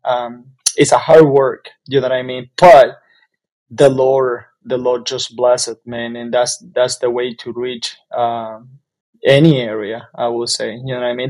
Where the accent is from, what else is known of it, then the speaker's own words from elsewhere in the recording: Jalapa, Nueva Segovia, Nicaragua; moved away as an adult; now in United States; I am from Nicaragua, from from an area called Jalapa